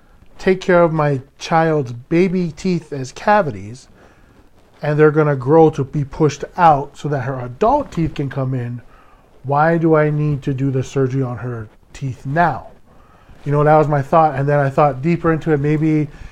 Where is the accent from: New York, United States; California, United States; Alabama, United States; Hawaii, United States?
Hawaii, United States; I am a Hawaiian